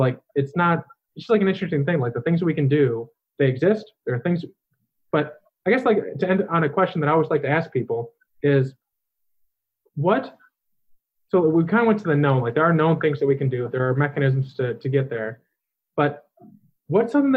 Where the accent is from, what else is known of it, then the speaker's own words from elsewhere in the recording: Chicago, Illinois, United States; I'm from Chicago, which it's just all industry, it's like all concrete